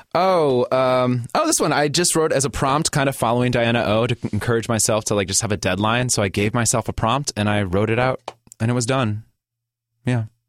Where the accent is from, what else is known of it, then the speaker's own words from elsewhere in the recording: Gary, Indiana, United States; moved away as an adult; now in Portland, United States; born and raised in Indiana